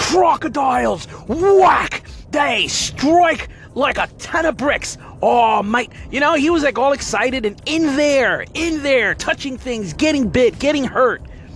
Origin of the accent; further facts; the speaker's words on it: New Jersey, United States; moved away as an adult; also born or lived in New York City / Florida; I was born in New York, Manhattan, right in the middle of New York City. And my family moved to New Jersey back in, 1976. I'm 44, so I was born in 73. When I was three, we moved to New Jersey, right across the river from Manhattan.